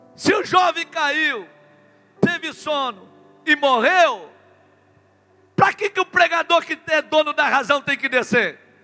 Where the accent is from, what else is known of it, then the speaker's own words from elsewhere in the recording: Rio Grande do Sul, Brazil; Eu sou lá do Rio Grande do Sul. Eu tenho o hábito do chimarrão